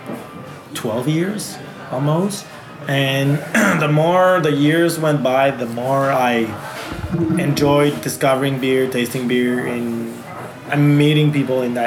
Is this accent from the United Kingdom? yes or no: no; Magog, Quebec, Canada; accent: French; first language French; English is a second language; moved away as an adult; also born or lived in Montreal; now in Magog, Canada; I was born in Magog